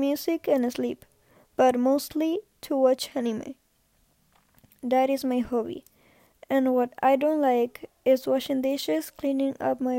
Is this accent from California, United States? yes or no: yes; San Diego, California, United States; I was born in San Diego on July 12, 2009.